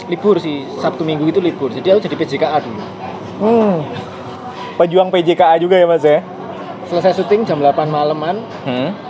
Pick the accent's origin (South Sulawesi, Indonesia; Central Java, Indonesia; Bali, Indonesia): Central Java, Indonesia; Surakarta; now in Jakarta, Indonesia; aku dari Solo itu